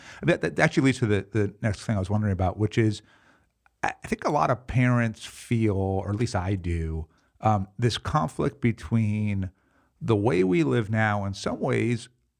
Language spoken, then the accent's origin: English; New York City, New York, United States; especially as like a New Yorker, I think my preferred mode would be like, you know, maximum efficiency, you know, leave me alone.